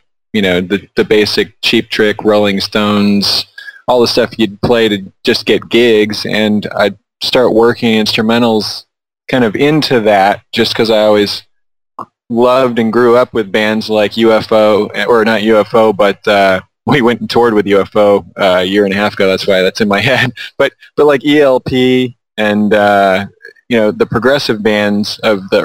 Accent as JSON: {"language": "English", "town": "San Luis Obispo", "region": "California", "country": "United States", "tie": "born or raised there", "also_born_or_lived": "Burbank, California / San Fernando Valley, California", "said": "my parents moved to the Central Coast of California. And I've kind of lived there ever since. So San Luis Obispo area"}